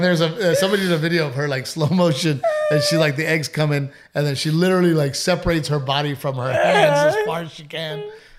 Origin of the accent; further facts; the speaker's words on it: Portland, United States; moved away; I grew up in Portland, you know, Gregory, Portland. So that whole town was my playground. That whole town was my friends, that whole town. You know, we knew everybody.